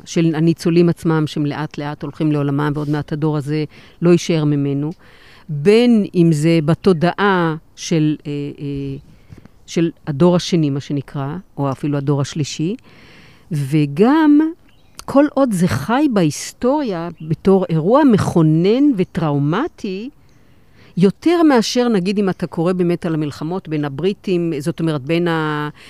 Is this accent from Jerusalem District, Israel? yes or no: no; Kiryat Gat, Southern District, Israel; אני גדלתי בקריית גת, בשכונה, בשכונת עולים